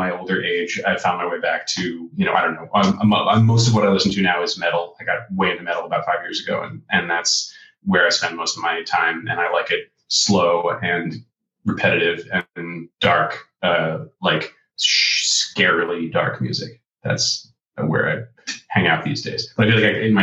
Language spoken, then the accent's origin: English; outside Boston, Massachusetts, United States; I'm from Boston. I'm from outside Boston, Massachusetts.